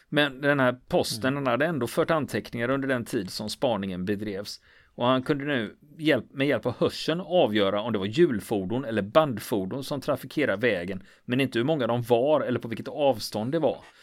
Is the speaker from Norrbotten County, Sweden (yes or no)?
no; Gothenburg, Västra Götaland, Sweden; Jag är göteborgare